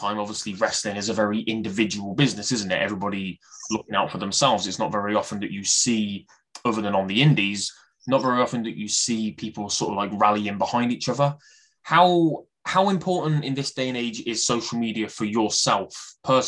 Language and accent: English; Coventry, West Midlands, United Kingdom; I'm from Coventry, like bang in the Midlands